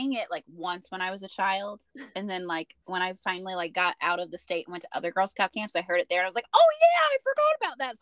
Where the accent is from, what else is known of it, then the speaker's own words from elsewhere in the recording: Southern Missouri, United States; I grew up in Southern Missouri, which is where her final home, the Rock House, is